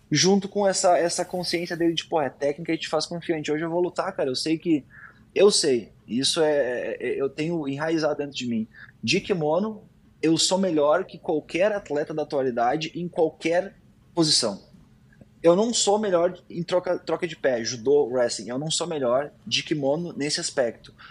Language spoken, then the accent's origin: Portuguese; Porto Alegre, Rio Grande do Sul, Brazil; now in United States; Eu acho que ter, ter feito essa transição aqui para América eh, me agregou bastante, né? Eu saí de Porto Alegre, lá no Sul